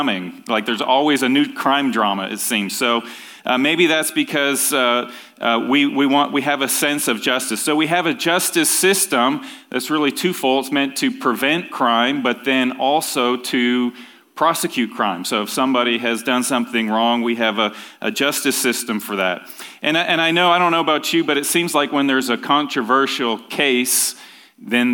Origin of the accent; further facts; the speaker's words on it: Ontario, Canada; When I was growing up in Ontario, Canada